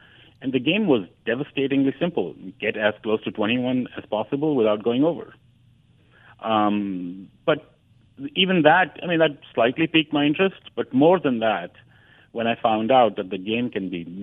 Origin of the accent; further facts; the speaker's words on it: New Delhi, Delhi, India; moved away as an adult; also born or lived in Madison, Wisconsin; now in New York, United States; growing up in the India of the 70s and 80s